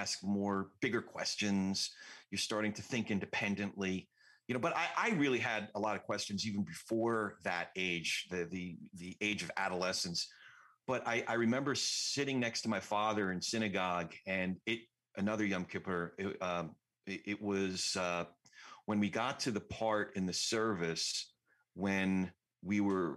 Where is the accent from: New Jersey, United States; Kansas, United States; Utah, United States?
New Jersey, United States; also born or lived in New York; we started out in New York. I grew up in Jersey